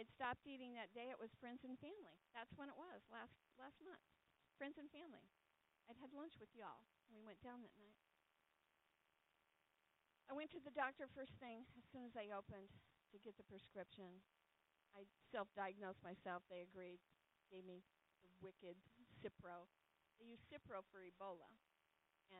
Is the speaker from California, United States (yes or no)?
yes; California, United States; I grew up in California